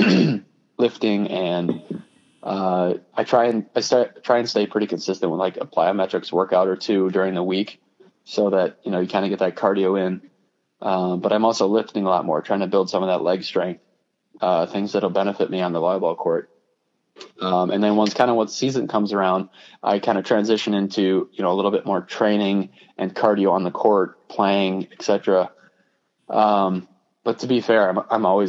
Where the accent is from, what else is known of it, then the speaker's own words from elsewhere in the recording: Minnesota, United States; I'm from Minnesota.